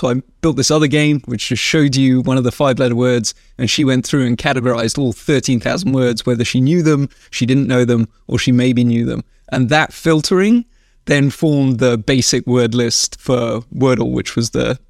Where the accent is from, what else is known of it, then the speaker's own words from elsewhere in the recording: Wales, United Kingdom; moved away as an adult; also born or lived in London; now in United States; We moved from London to a farm in South Wales when I was 5 years old. So I lived in Wales for most of my life, and then Yeah, moved to the US in like 2008.